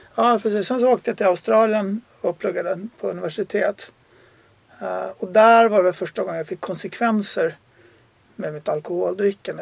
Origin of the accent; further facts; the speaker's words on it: Sweden; moved away as an adult; jag är också svensk